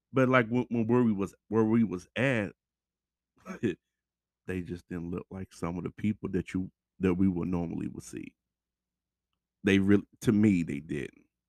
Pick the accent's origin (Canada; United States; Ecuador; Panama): United States; Louisville, Kentucky; we're here from Louisville